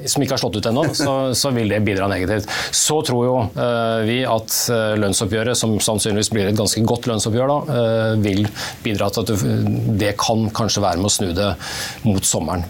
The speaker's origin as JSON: {"language": "Norwegian", "country": "Norway", "said": "som nordmenn"}